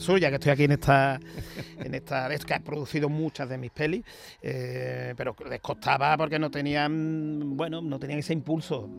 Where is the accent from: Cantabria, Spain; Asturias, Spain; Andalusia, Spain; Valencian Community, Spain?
Andalusia, Spain; Seville; yo soy sevillano, yo he vivido siempre en Sevilla